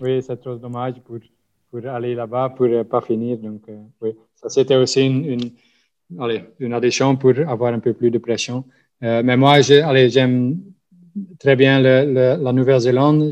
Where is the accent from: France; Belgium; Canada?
Belgium; Flanders; French is a second language; je suis de la Belgique, mais comme vous entendez, de la partie flamande.